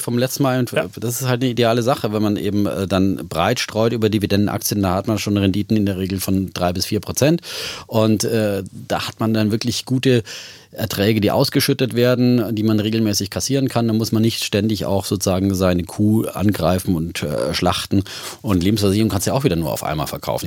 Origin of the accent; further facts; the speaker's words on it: Bavaria, Germany; ich komme ja aus Bayern